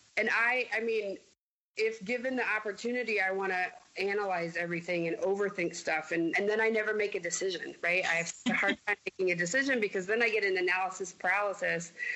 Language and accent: English; Mason City, Iowa, United States; moved away as an adult; also born or lived in Denver, Colorado / Connecticut; I grew up in Mason City, Iowa, but I grew up as a person in my 20s in Denver